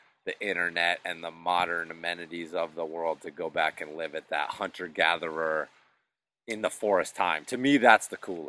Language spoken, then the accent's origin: English; New England, United States; And then also just growing up in New England, always learning about the history.